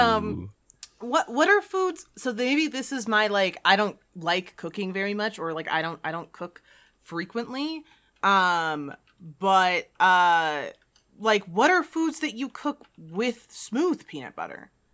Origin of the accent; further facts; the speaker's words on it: Jamaica; I grew up in a culture, you know, I'm, I'm Jamaican, I'm not East Asian